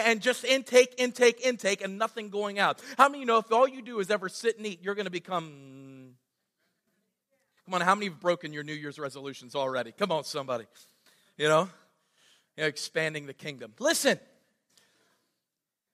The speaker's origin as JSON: {"language": "English", "country": "United States", "said": "I'm from Greene County"}